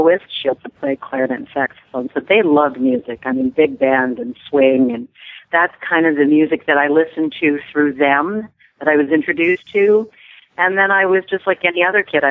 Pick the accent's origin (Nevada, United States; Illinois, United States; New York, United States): New York, United States; Schenectady; also born or lived in Corning, New York; I was actually born in Corning, New York, but my father was transferred when I was very young, only months old. And so I consider Schenectady, New York, my hometown